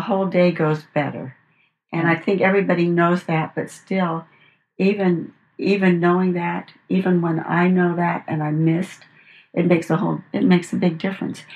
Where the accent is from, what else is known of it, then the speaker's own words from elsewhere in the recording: Los Angeles, California, United States; also born or lived in Arcadia; i grew up in uh, los angeles my father was a home builder